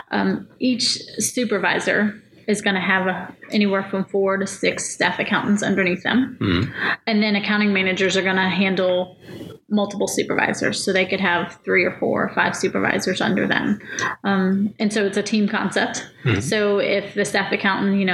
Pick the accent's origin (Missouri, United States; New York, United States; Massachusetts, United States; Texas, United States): Texas, United States; Spring; moved away as an adult; also born or lived in Georgia; I grew up in Spring, Texas. It's just a suburb north of Houston